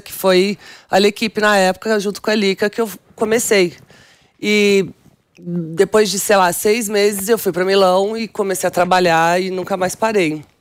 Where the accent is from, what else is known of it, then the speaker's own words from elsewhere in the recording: São Paulo, Brazil; first language Portuguese; also born or lived in Milan; Eu sou da periferia de São Paulo, Jardim Selma